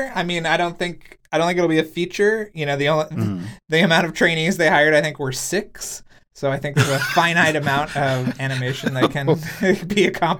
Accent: Texas, United States; I grew up in Texas. Maybe they had kind of outlawed that book by the time I.

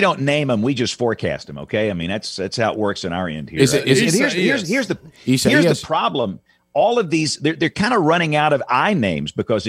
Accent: Butler County, Alabama, United States; growing up in Butler County, Alabama

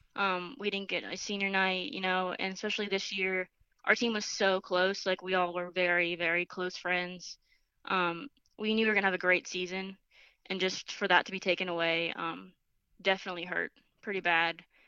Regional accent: Boca Raton, Florida, United States; moved away as an adult; I'm from Boca Raton, Florida.

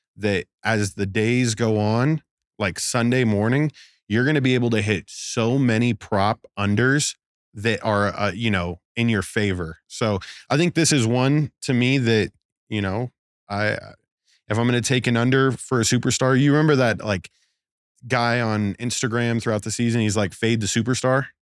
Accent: Las Vegas, Nevada, United States; growing up in Vegas

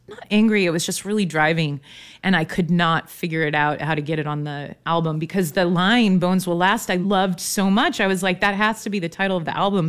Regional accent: Eugene, Oregon, United States; also born or lived in Manzanita, Oregon; now in Portland, United States; I grew up in Eugene.

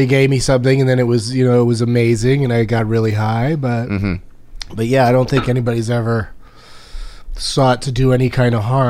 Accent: El Cajon, California, United States; moved away as an adult; also born or lived in La Mesa / San Carlos; now in Los Angeles, United States; Moved a couple of times, but the bulk of it was El Cajon. I was born in La Mesa. We lived in San Carlos for a while.

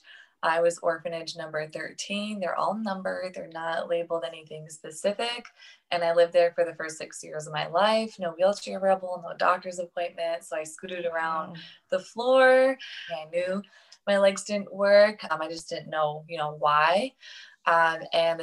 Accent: Saint Petersburg, Russia; moved away; I grew up in St. Petersburg, Russia, with spina bifida

